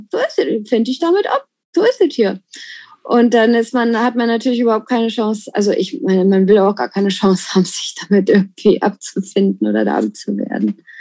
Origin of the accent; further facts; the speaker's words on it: Germany; ich finde das als Deutscher ist das der perfekte Ort, um Französisch zu lernen